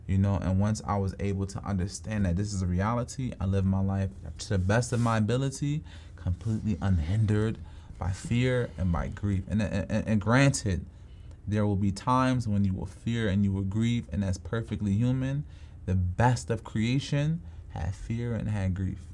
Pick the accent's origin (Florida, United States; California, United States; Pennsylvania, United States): Pennsylvania, United States; Philadelphia; I'm from Southwest Philly